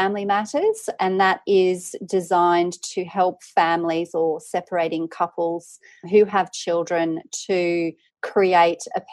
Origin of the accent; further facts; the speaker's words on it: Tamworth, New South Wales, Australia; I grew up in regional Australia. I'm from Tamworth in New South Wales.